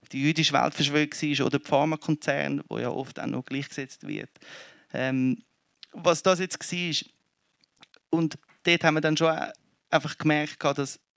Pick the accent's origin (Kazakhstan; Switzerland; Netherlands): Switzerland; Zurich; ich, ich komme aus Zürich, ein Kind von den 90er.